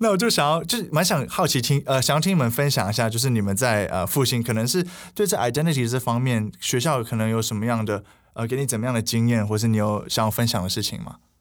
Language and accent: Chinese; Taiwan; moved away as an adult; now in United States; 我们三个呢，都是，呃，从小在台湾长大的学生，然后在美国念大学